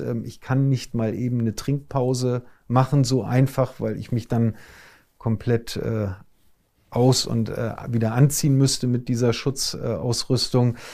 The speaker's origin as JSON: {"language": "German", "region": "Hamburg", "country": "Germany", "tie": "born or raised there", "said": "ich bin, äh, ein Hamburger Jung"}